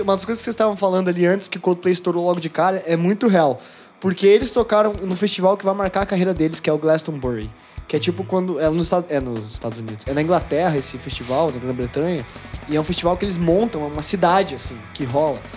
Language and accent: Portuguese; Brazil; a gente é brasileiro